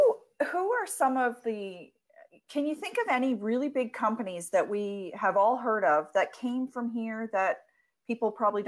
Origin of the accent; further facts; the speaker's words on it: Florenceville, New Brunswick, Canada; moved away as an adult; also born or lived in Halifax; I grew up in Florenceville. I lived there from the time I was born until I went to university.